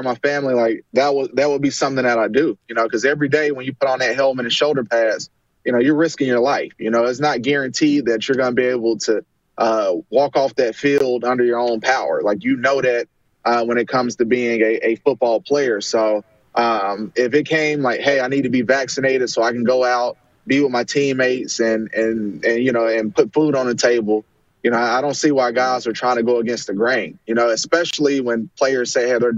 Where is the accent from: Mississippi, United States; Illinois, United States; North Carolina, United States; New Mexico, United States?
North Carolina, United States; Charlotte; I'm from Charlotte, or from the Carolinas